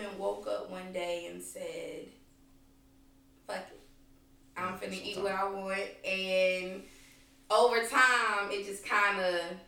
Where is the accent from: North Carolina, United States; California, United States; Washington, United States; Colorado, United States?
North Carolina, United States; Durham; moved away as an adult; now in Greensboro, United States; I'm from Durham, North Carolina. Graduated from Riverside High School.